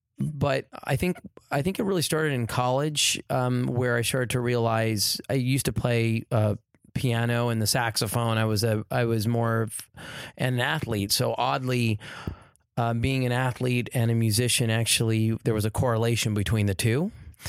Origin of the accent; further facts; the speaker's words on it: California, United States; Well, I grew up in the Valley, so I was a Valley boy, sort of near La Cañada, La Crescenta Valley area, Deep Valley.